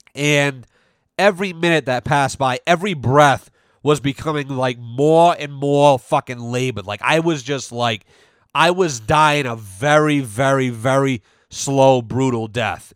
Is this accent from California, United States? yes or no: no; North Smithfield, Rhode Island, United States; we grew up in North Smithfield, which is the northernmost part of, uh, Rhode Island